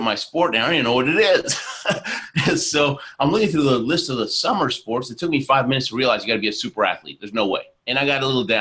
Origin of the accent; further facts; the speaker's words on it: Argentina; moved away; also born or lived in Houston, Texas; I was born in Argentina